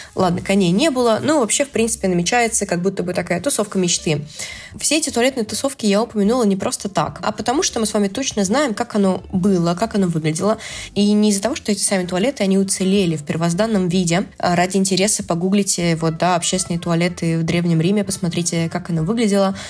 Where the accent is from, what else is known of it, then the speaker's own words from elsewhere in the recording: Astrakhan, Astrakhan Oblast, Russia; в Астрахани мы говорим слово бабок вместо «косточка» от абрикоса, и где мы говорим э, «тутник» вместо э, «шелковица»